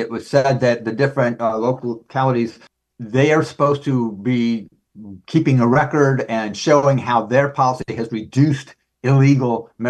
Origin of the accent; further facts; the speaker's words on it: Maryland, United States; I remember as a kid growing up in Maryland, that was, in the 60s.